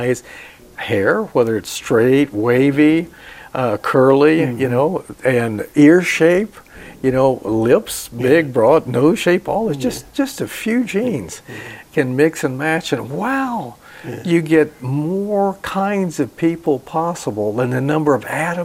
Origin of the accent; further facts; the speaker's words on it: Deep South, United States; I grew up in the Deep South